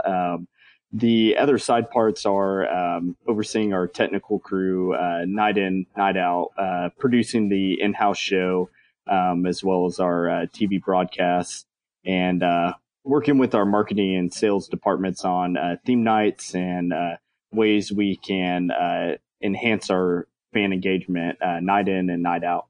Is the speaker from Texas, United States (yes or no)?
yes; Texas, United States; also born or lived in Maryland; now in Frisco, United States; I'm from Texas